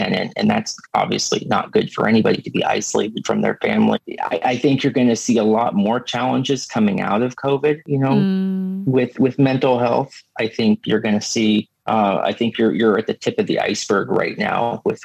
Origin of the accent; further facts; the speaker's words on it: Seattle, Washington, United States; I'm from Seattle, so I live way down the west coast of the United States